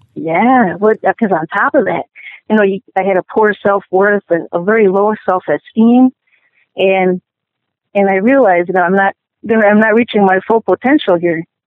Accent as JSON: {"language": "English", "town": "Milwaukee", "region": "Wisconsin", "country": "United States", "tie": "born or raised there", "said": "I was born in Milwaukee"}